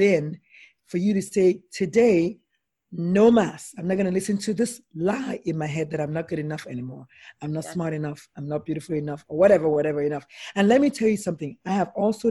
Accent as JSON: {"language": "English", "country": "Nigeria", "said": "I'm Nigerian"}